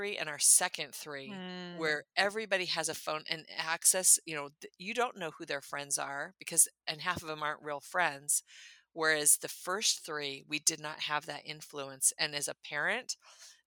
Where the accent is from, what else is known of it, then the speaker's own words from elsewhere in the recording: California, United States; moved away as an adult; also born or lived in Minnesota; now in Tennessee, United States; I'm from California